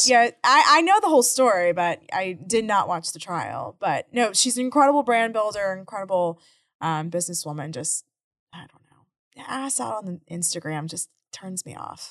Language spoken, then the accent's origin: English; Houston, Texas, United States; living in Houston my whole life